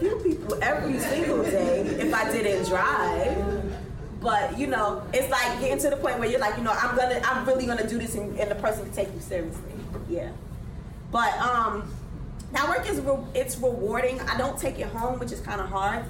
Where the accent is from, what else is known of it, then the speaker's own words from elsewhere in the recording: New York City, New York, United States; I'm still from Brooklyn. I'm from Best Side Brooklyn